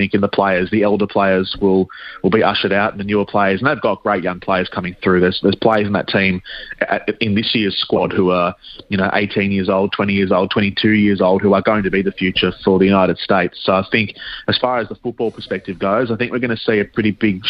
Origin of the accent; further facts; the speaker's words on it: Australia; I'm Australian